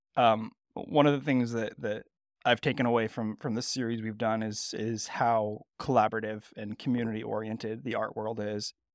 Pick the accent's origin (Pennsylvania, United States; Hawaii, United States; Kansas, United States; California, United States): California, United States; Bay Area; now in Mid-Atlantic, United States; I grew up in the Bay Area in California, so it's definitely my home park